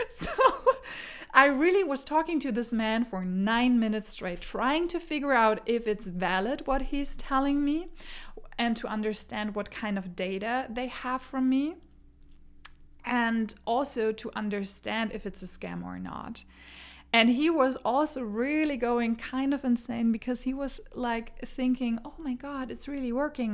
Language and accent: English; Germany; English is a second language; now in Denmark; I grew up in Germany. I moved to Denmark